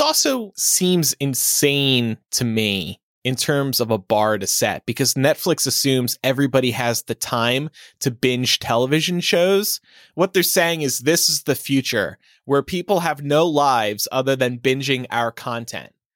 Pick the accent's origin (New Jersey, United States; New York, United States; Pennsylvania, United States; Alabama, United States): New Jersey, United States; moved away; right near my hometown in New Jersey, in suburban South Jersey